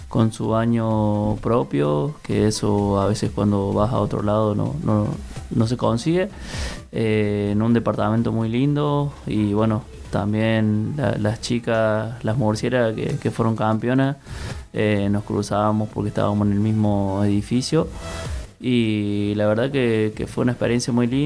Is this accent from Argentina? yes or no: yes; Córdoba, Argentina; en, el plantel general somos varios los cordobeses, pero bueno, nos tocó ir dos cordobeses ahora al Mundial.